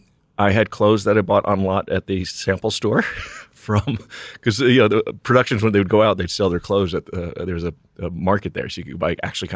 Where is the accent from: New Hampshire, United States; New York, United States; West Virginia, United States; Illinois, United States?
New York, United States; born there; I was born in New York, but went to college in New Mexico, University of New Mexico.